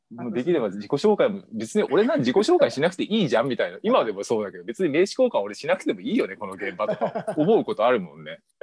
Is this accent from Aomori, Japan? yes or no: no; Ibaraki, Japan; moved away as an adult; also born or lived in Saitama / Tokyo; now in Suō-Ōshima, Japan; 埼玉で小一まで。小一の一学期まで埼玉。で、そこから茨城県。